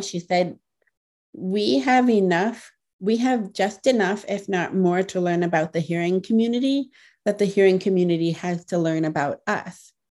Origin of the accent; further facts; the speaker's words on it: Ohio, United States; I grew up in Ohio